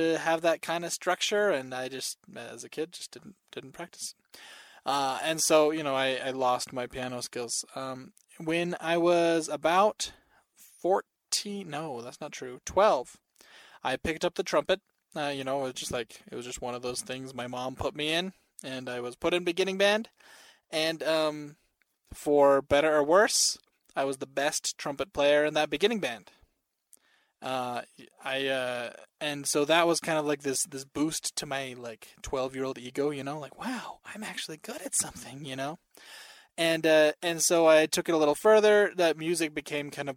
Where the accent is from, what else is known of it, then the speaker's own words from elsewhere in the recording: Salt Lake City, Utah, United States; I grew up in Salt Lake City, Utah, and that's where I still am, is in Salt Lake City